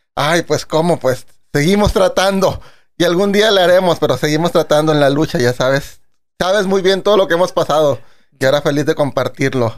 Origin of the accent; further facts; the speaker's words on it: Monterrey, Nuevo León, Mexico; moved away as an adult; now in New York, United States; un servidor pues nació aquí en, Monterrey.